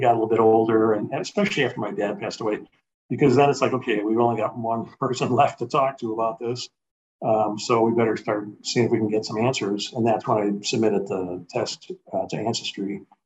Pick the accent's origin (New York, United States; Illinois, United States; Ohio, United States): Illinois, United States; Chicago; I grew up, was born and raised in Chicago.